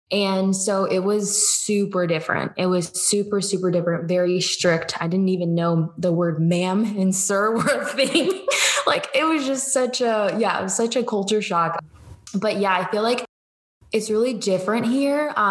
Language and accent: English; Georgia, United States; also born or lived in Cleveland; And so I used to say I'm from Cleveland, but I'm officially been in Georgia longer. Mm-hmm. So um, when I was seven, I came to Georgia and I've just lived here.